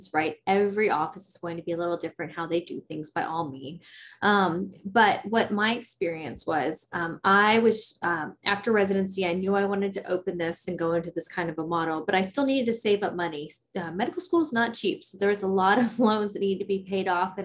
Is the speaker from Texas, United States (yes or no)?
yes; Prosper, Texas, United States; I grew up in a small little town called Prosper